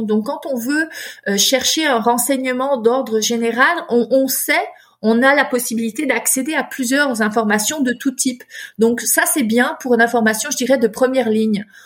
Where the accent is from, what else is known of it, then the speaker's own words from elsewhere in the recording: France; moved away as an adult; also born or lived in Chicago, United States; now in Quebec, Canada; je suis euh, née en France